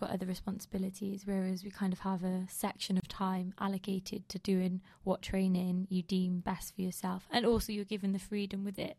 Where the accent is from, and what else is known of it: United Kingdom